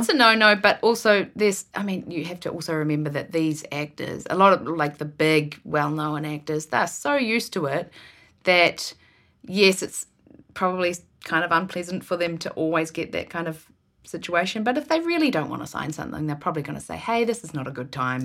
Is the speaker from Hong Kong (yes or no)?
no; Ward, Marlborough, New Zealand; now in Vancouver, Canada; I was born and raised in a tiny town, which is, um, which is called Ward, and there was about a hundred people in our town.